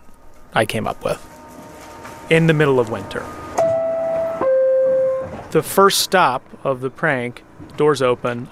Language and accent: English; South Carolina, United States; I grew up working retail at my father's retail store growing up in South Carolina